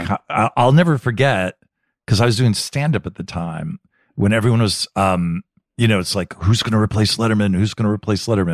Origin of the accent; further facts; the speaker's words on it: New Jersey, United States; moved away; I grew up in New Jersey